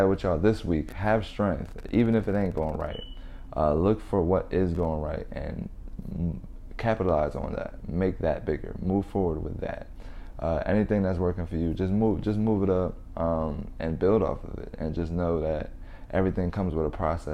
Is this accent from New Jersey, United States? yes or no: yes; New Jersey, United States; now in Las Vegas, United States; I come from Jersey, and I now live in Las Vegas